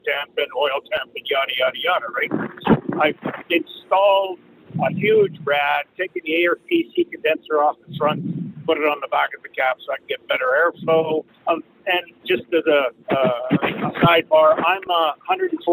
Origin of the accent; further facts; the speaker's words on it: Canada; I'm from Canada.